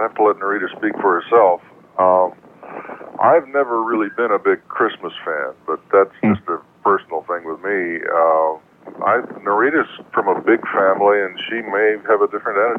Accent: Kansas City, United States; now in St. Thomas, US Virgin Islands; I'm from Kansas City, so I don't know one end of a boat from another

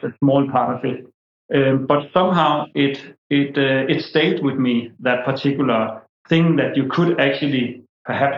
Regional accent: Denmark; I'm born and raised in Denmark

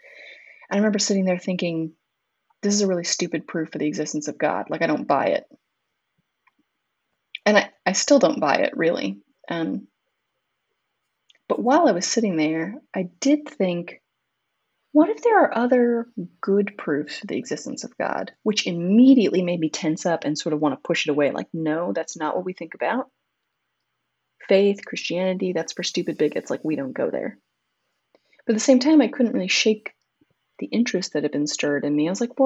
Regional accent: Southern California, United States; moved away as an adult; growing up in Southern California does not prepare you to be cold for the first time

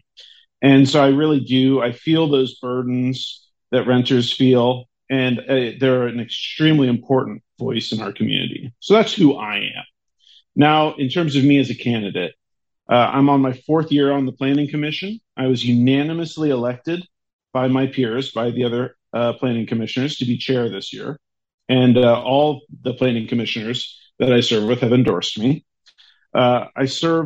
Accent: San Mateo, California, United States; now in Foster City, United States; I grew up in San Mateo County. I grew up, coming out to Foster City, but I grew up in San Mateo, went to San Mateo schools

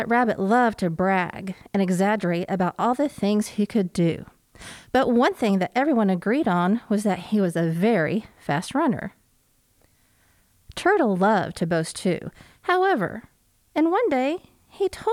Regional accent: Oklahoma, United States; I grew up in Oklahoma

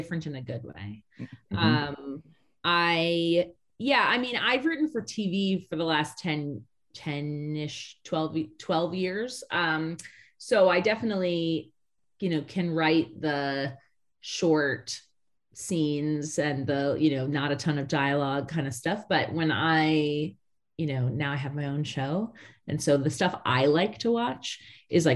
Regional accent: Connecticut, United States; I grew up in Connecticut.

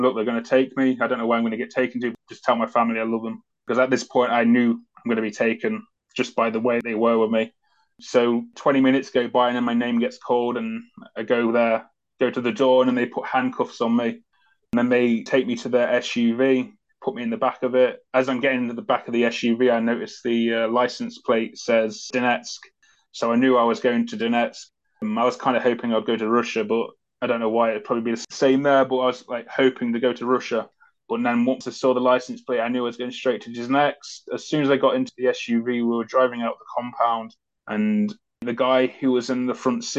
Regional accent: United Kingdom; as soon as I said Great Britain

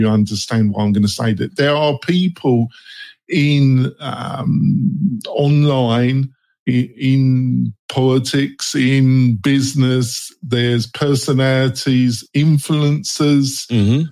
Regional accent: England, United Kingdom; moved away as an adult; now in United States; I'm English. I've been living in America for 15 years and I'm a joint citizen

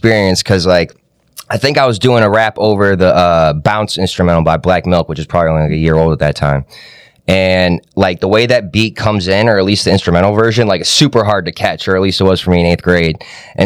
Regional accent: Ann Arbor, Michigan, United States; also born or lived in Kokomo, Indiana / Naperville, Illinois / Pennsylvania; now in Detroit, United States; I grew up in Ann Arbor, Michigan. I've been living out here in Detroit for almost 4 years now

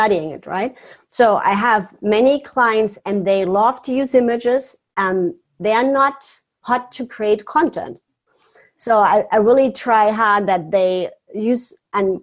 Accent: Germany; now in Florida, United States; I'm originally from Germany. I live now in beautiful Florida

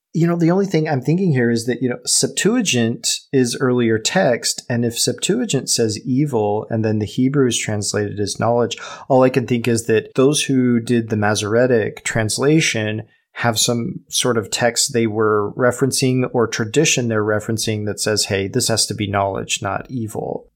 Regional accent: United States; We're not English, we're American

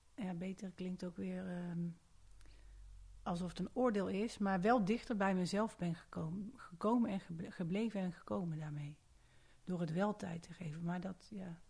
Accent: Haaren, North Brabant, Netherlands; moved away as an adult; now in Amsterdam, Netherlands; geboren en getogen Brabantse

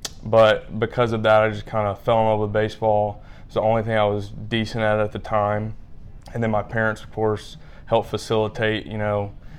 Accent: Mobile, Alabama, United States; I'm from Mobile.

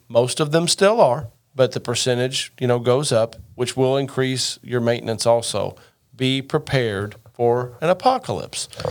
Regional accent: Rockport, Indiana, United States; my hometown of uh, Rockport, Indiana, just outside of Evansville, southern part of the state

